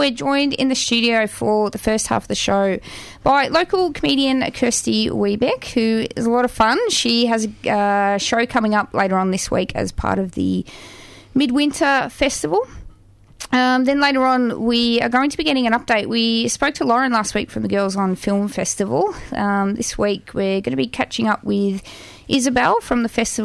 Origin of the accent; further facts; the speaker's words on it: Australia; I'm Australian